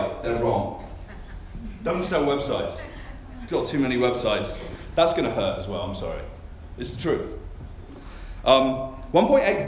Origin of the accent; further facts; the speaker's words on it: Canada; I come from Canada.